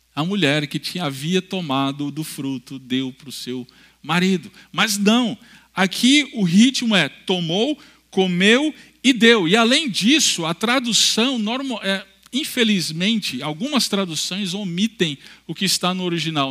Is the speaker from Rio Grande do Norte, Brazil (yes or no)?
yes; Natal, Rio Grande do Norte, Brazil; eu sou do Nordeste, sou natural de Natal, Rio Grande do Norte.